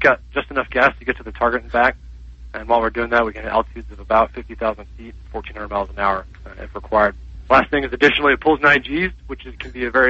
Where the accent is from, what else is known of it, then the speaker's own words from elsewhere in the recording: North Carolina, United States; I grew up in North Carolina.